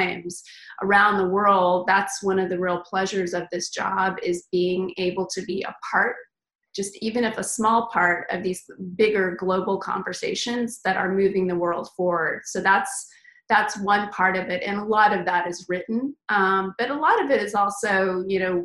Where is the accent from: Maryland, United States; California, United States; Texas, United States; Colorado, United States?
Texas, United States; moved away as an adult; also born or lived in Los Angeles; now in San Francisco, United States; I am originally from Texas